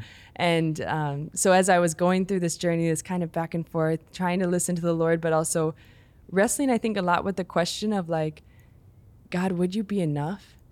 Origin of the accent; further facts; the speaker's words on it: Chicago, Illinois, United States; I grew up in the Chicago area, in the suburbs there